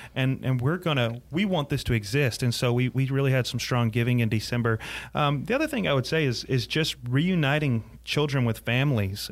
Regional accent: Greenville, South Carolina, United States; also born or lived in Clinton, South Carolina; I was raised in Greenville, but but uh, kind of spent my teenage years in Clinton, uh, Clinton

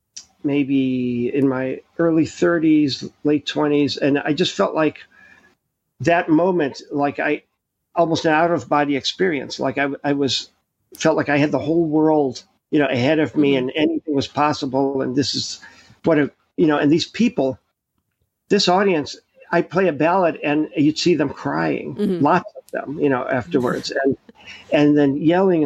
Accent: New York, United States

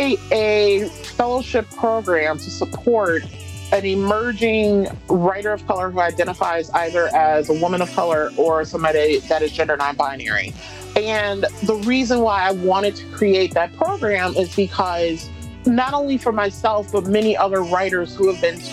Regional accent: Detroit, Michigan, United States; moved away as an adult; now in Western Massachusetts, United States; born and raised in Detroit. Even though I haven't lived in Detroit for 12 years

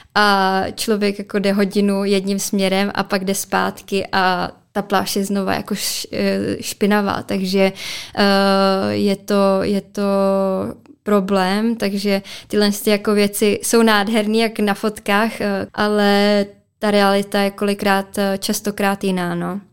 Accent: Česká Skalice, Hradec Králové Region, Czechia; já jsem totiž z Český skalice

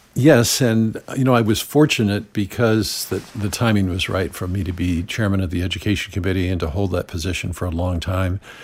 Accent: Santa Barbara, California, United States; from my hometown of Santa Barbara

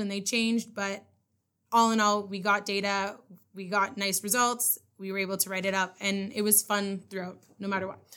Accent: North Bay, Ontario, Canada; I am from North Bay

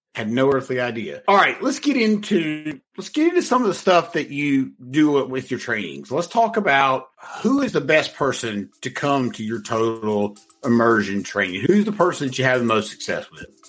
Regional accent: North Carolina, United States; I'm from North Carolina

